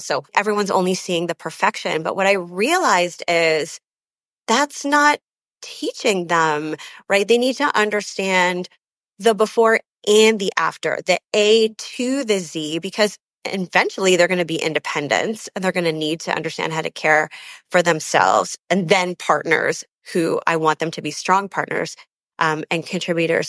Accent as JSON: {"language": "English", "country": "Canada", "also_born_or_lived": "London, England", "moved": "yes", "lives_now": "Chicago, United States", "said": "I'm actually Canadian. Uh, my family wa, is all born in Canada"}